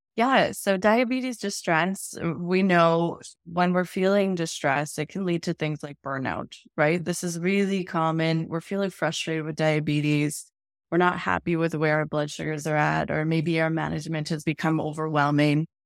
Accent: Edmonton, Alberta, Canada; I am from Edmonton, Alberta, Canada

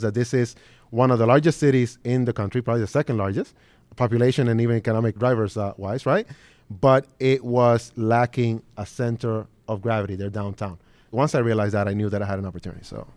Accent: New York City, New York, United States; moved away as an adult; also born or lived in Dominican Republic / Detroit; now in Los Angeles, United States; I'm originally from the Dominican Republic, uh, was born there, obviously. We came into the U S in May of nineteen ninety-one, my mother, father, sister, and I, and we moved directly into what's known as Red Hook, Brooklyn

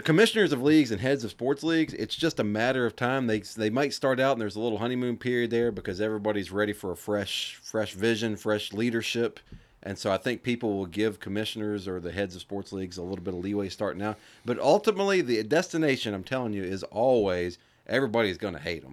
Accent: United States; being American

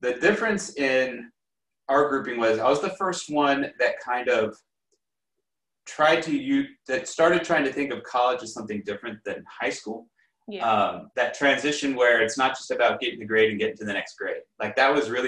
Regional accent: Los Angeles, California, United States; moved away as an adult; also born or lived in New York / China; I grew up in Los Angeles, and I did my undergraduate and master's in New York

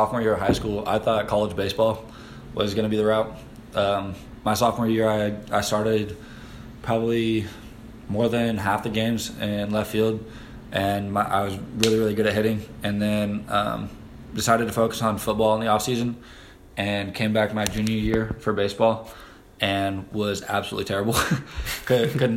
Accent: Andover, Kansas, United States; also born or lived in Omaha, Nebraska / Missouri; Moved to Andover, Kansas when I was about 3 years old. Andover's home, though.

